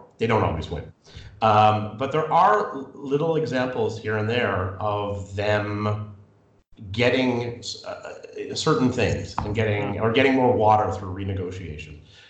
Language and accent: English; Canada; But my issue with that as a Canadian is